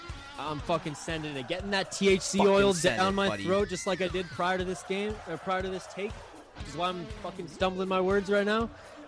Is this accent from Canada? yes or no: yes; Vancouver Island, British Columbia, Canada; I'm from Vancouver Island. I'm from the West Coast.